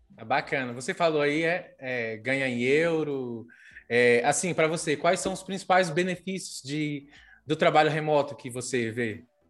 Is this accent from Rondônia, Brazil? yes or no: no; interior of Maranhão, Brazil; moved away; Eu sou do interior do Maranhão.